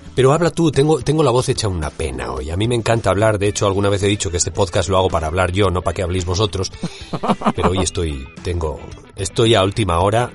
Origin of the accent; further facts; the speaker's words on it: Spain; accent: Spanish (Spain); mi acento español